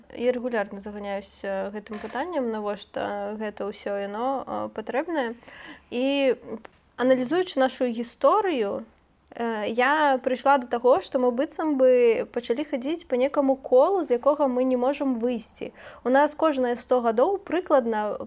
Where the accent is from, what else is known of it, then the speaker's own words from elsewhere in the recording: Belarus; мы яго як беларусы